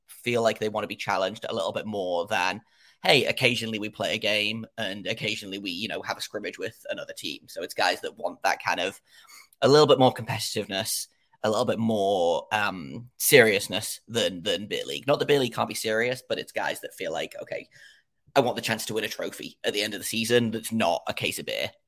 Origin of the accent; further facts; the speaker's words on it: England, United Kingdom; I don't know if your listeners can tell from my accent, I am in, uh, England.